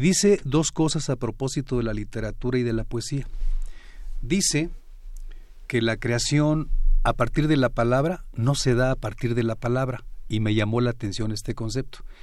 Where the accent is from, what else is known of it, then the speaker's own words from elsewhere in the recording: Michoacán, Mexico; yo soy de Michoacán